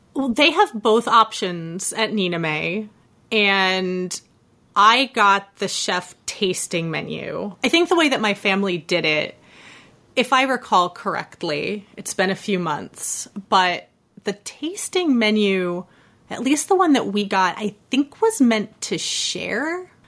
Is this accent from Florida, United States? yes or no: yes; Florida, United States; now in New York City, United States; growing up in Florida